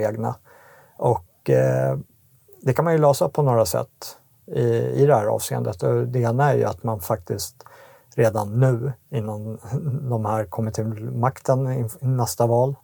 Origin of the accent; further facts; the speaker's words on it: Sweden; vi som svenskar